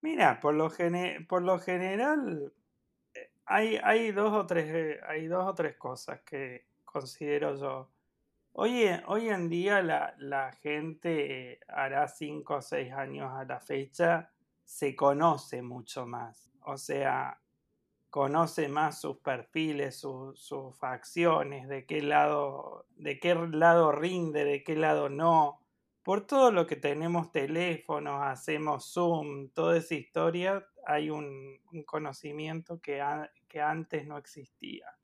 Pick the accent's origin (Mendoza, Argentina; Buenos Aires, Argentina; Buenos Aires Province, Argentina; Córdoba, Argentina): Córdoba, Argentina; soy de Córdoba, por si no se notó